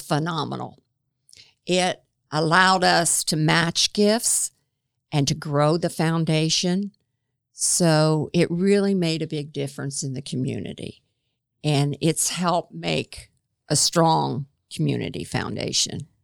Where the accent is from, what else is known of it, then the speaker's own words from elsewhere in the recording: Gas City, Indiana, United States; also born or lived in Kokomo; we grew up in Gas City.